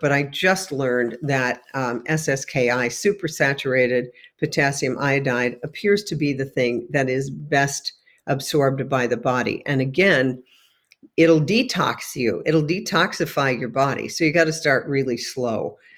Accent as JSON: {"language": "English", "region": "New York", "country": "United States", "tie": "born or raised there", "moved": "yes", "said": "home to my hometown in New York State"}